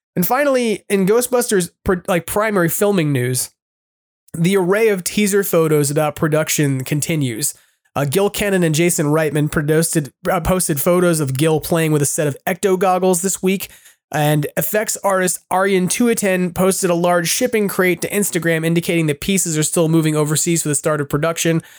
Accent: New York, United States; also born or lived in Wyoming; now in California, United States; they heard I was from New York

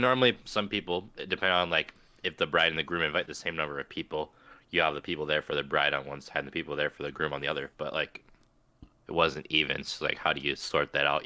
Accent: Big Lake, United States; growing up in Big Lake, people would steal our mail

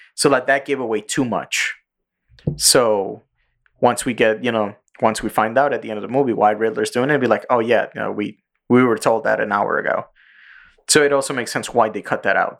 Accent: New York City, New York, United States; English is a second language; I'm a fucking Puerto Rican kid going to public school in the Bronx

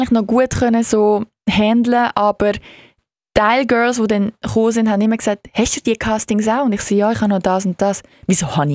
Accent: Switzerland; als Schweizer äh, Elite-Monolog-Gewinnerin

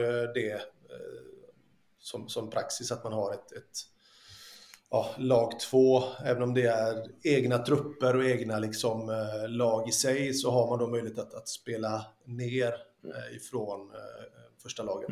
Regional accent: Lysekil, Västra Götaland, Sweden; also born or lived in Italy; när jag var ung hemma i Lysekil.

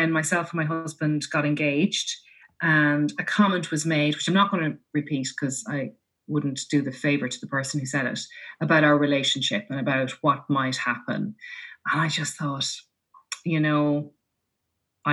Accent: Laois, Ireland; I grew up in Leash

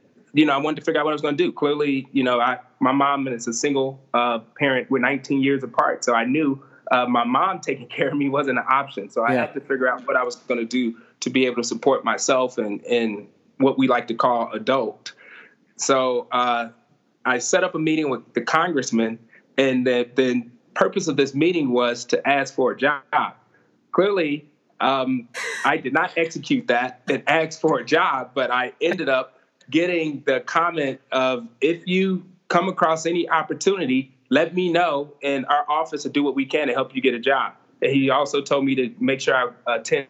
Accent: Ferguson, Missouri, United States; growing up in Ferguson

